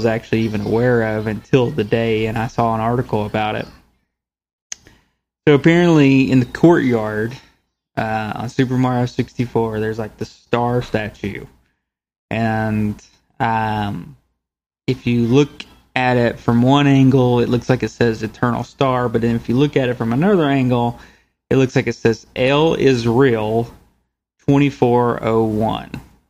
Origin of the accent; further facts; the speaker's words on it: San Diego, California, United States; No, I'm from San Diego.